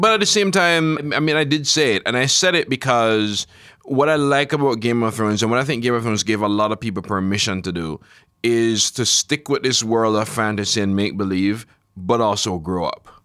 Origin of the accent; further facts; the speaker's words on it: Jamaica; I grew up in Jamaica